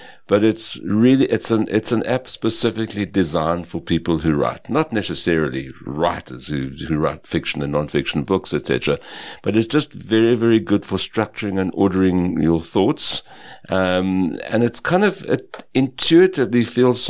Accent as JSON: {"language": "English", "area": "West Rand", "region": "Gauteng", "country": "South Africa", "tie": "born or raised there", "also_born_or_lived": "Potchefstroom, North West Province", "said": "I grew up in the West Rand and was born in the what's now the Northwest Province."}